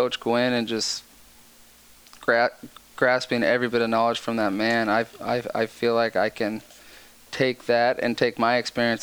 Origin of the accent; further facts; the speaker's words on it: San Diego, California, United States; moved away as an adult; also born or lived in Florida; now in Chicago, United States; born and raised in San Diego